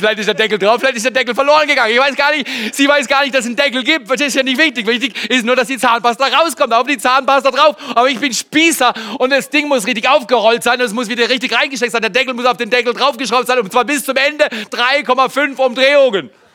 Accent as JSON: {"language": "German", "country": "Germany", "said": "als Deutscher, ja, ich bin 30 Jahre verheiratet"}